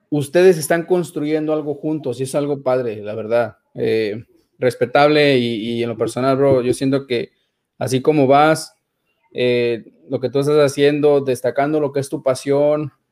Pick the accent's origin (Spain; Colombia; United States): United States; Dallas, Texas; Me empecé a saludar y que yo soy de Dallas